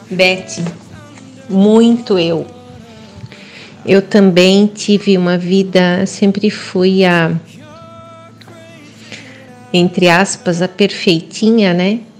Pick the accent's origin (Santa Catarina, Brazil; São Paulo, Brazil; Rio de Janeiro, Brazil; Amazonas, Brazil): Santa Catarina, Brazil; Gaspar; moved away as an adult; now in Joinville, Brazil; Joinville. Moro em Joinville há 15 anos, mas natural de Gaspar.